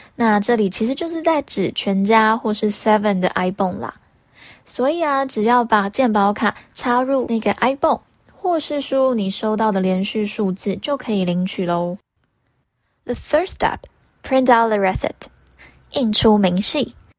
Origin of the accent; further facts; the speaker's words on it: Taiwan; 跟我们台湾人最相关的五倍券英文